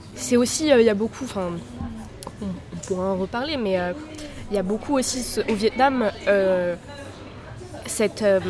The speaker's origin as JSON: {"language": "French", "town": "Paris", "region": "Île-de-France", "country": "France", "tie": "born or raised there", "said": "je suis née en France, je suis née à Paris"}